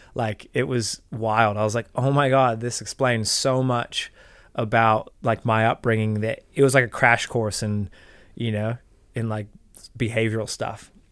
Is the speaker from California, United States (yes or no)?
yes; Marin County, California, United States; moved away as an adult; now in New Zealand; growing up in Marin County, you're growing up in this like affluent, um, you know, progressive Californian